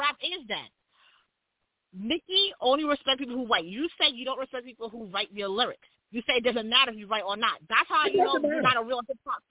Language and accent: English; Jamaica; So all I got to say about that is I am Jamaican, and I see you was being very facetious the other day. We Jamaicans just want our reparations.